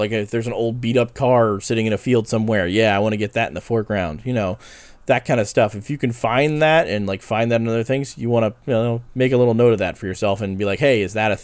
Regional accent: New Hope, Pennsylvania, United States; we grew up around New Hope and Black River and Western Railroad

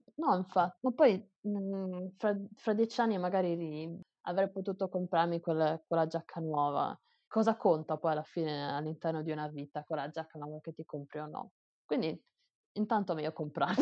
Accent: Italy; moved away as an adult; now in Taiwan

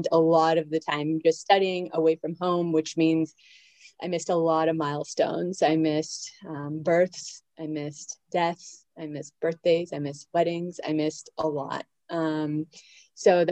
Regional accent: outside of Toronto, Ontario, Canada; moved away as an adult; now in Maryland, United States; I grew up outside of Toronto, actually.

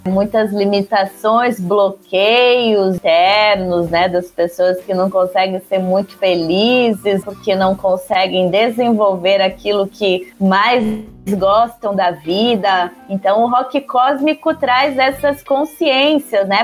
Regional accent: Curitiba, Paraná, Brazil; Eu sou de Curitiba, cantora curitibana

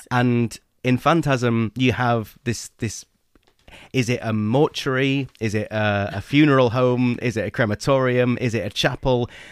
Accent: England, United Kingdom; I'm English

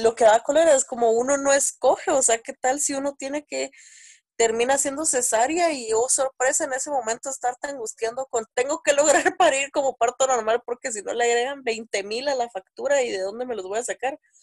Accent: Guatemala City, Guatemala Department, Guatemala; soy de Guatemala, tengo 26 años

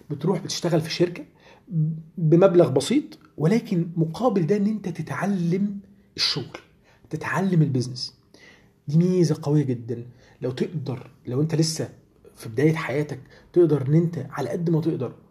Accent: Egypt; يعني عندنا وقت في يومنا كمصريين بيضيع كتير جدا

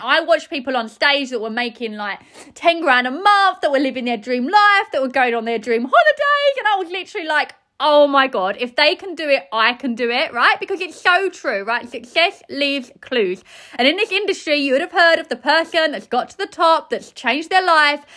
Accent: Essex, East of England, United Kingdom; I'm from Essex

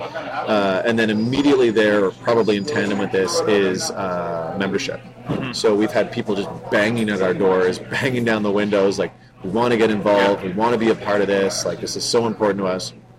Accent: Vancouver, British Columbia, Canada; I was born and raised in Vancouver

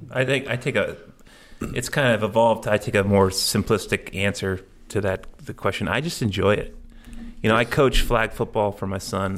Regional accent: Cape Cod, Massachusetts, United States; I grew up in the Cape, going offshore

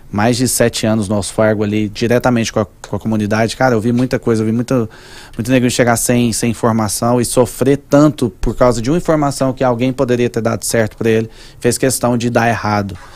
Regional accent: Manaus, Amazonas, Brazil; porque eu sou de Manaus

